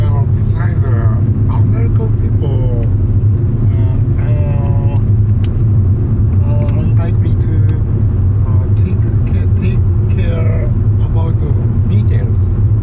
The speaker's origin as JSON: {"language": "English", "region": "Tokyo", "country": "Japan", "said": "I'm from Japan."}